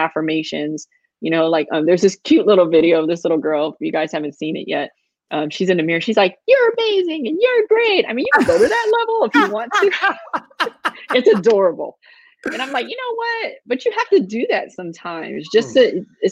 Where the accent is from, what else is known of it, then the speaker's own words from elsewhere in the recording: Chicago, Illinois, United States; moved away; me growing up on the South Side of Chicago.